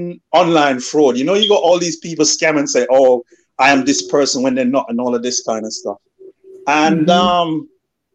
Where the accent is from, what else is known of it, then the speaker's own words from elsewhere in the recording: London, United Kingdom; moved away as an adult; also born or lived in Birmingham; I came from London